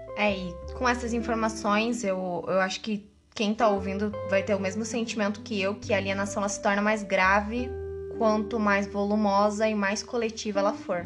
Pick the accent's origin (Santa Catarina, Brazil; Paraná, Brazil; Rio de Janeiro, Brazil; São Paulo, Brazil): Paraná, Brazil; Curitiba; moved away; É da minha terra, é, né? Não sou daqui, mas é minha terra. Nossa Senhora da Luz dos Pinhais, Curitiba.